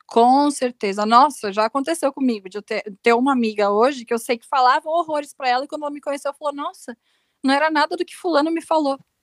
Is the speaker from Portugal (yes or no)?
no; Rio Grande do Sul, Brazil; moved away; Eu, eu, sou gaúcha, eu sou gaúcha